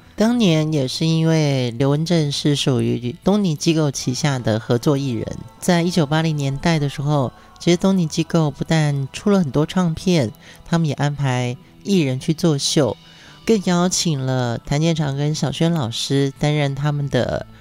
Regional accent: Pingtung County, Taiwan; moved away; 屏东是我的家乡

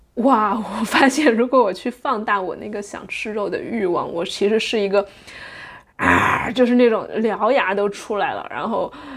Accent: Sichuan, China; moved away as an adult; now in Netherlands; 作为一个中国人，一个四川人，是从小，从小吃回锅肉长大的人呀

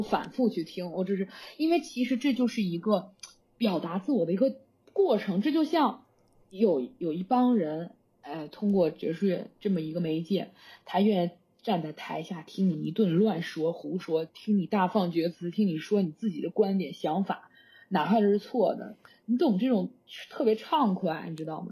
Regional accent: China; moved away as an adult; also born or lived in Beijing; now in Netherlands; 我可以说我是中国人

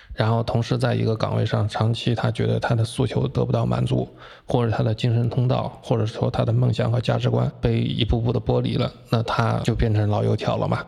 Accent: Jiangsu-Zhejiang area, Jiangsu and Zhejiang, China; 在我们江浙这边

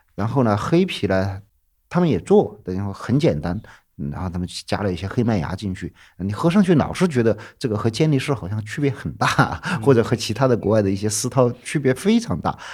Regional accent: Chengkou, Chongqing, China; now in Chengdu, China; 我老家离成都还有个七八百公里。呃，以前属于是算在那个大巴山的南边儿，也叫长口县，很小很小的一个县，现在被划到重庆去了

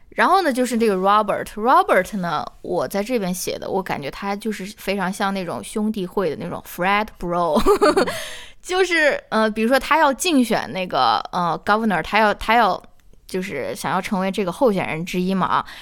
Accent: China; 用我们中国人比较熟悉的一个比方来打

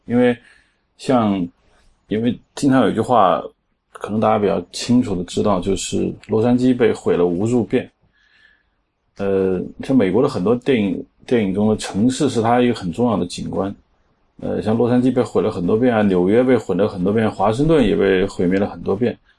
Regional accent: China; 我们中国人也拍过美国城市，

